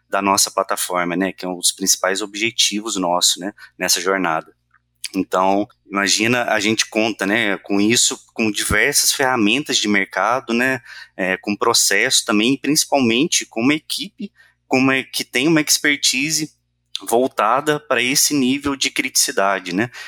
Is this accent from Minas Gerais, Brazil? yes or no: yes; Minas Gerais, Brazil; Sou mineiro